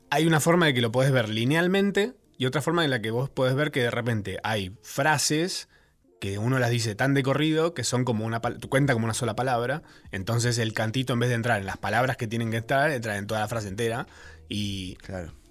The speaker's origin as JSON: {"language": "Spanish", "country": "Uruguay", "said": "no sé por qué me llaman, soy uruguayo."}